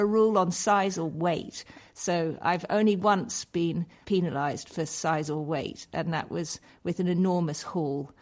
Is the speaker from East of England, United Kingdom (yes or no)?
no; Scotland, United Kingdom; I was brought up in Scotland